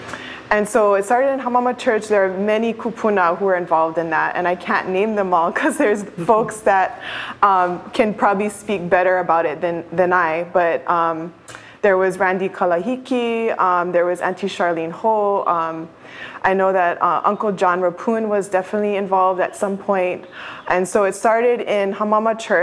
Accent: Kaʻaʻawa, Oahu, Hawaii, United States; My connection and growing up is in Ka'ava. I lived with my mother and my grandmother

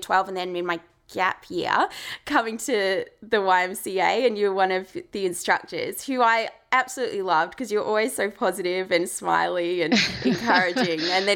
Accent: Ballarat, Victoria, Australia; based in my hometown of Ballarat, Victoria

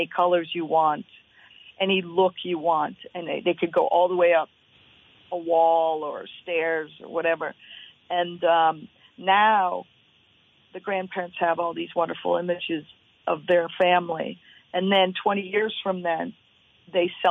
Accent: the Berkshires, Massachusetts, United States; also born or lived in Oregon; now in Waitsfield, United States; I grew up in the Berkshires

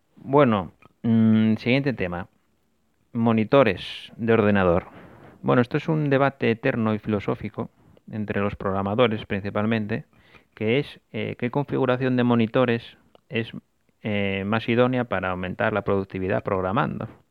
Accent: Asturias, Spain; volví para mi tierra, para Asturias

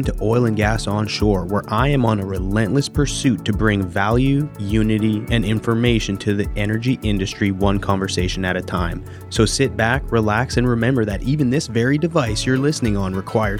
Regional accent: Vernon, British Columbia, Canada; moved away; I'm from Vernon, BC, which is a stone throw away from Van.

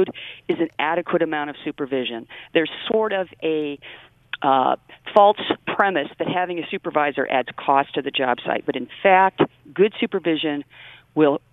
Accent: West Coast, United States; moved away as an adult; now in Michigan, United States; I'm actually from the West Coast, but came here to go to school and never left.

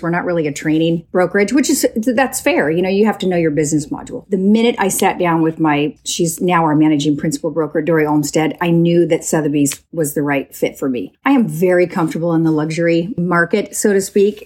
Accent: Woodburn, Oregon, United States; I grew up on a small hobby farm outside of Woodburn, Oregon

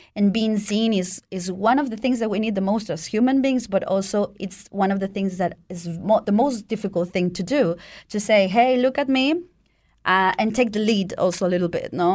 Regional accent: Mexico; moved away as an adult; also born or lived in Italy; now in Switzerland; I was born in Mexico

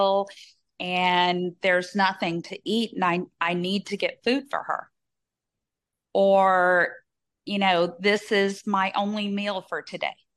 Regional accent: Southern Louisiana, United States; growing up in Southern Louisiana

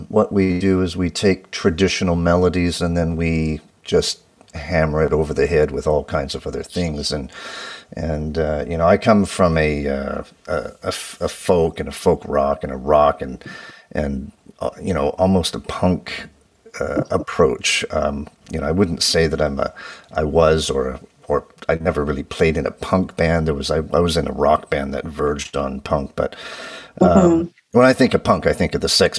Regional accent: London, Ontario, Canada; growing up in London and my parents played records

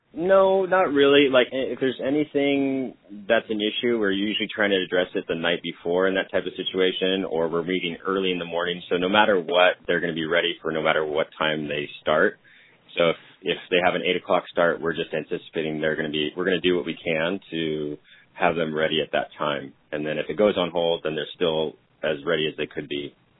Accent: California, United States; I grew up in California playing ice hockey

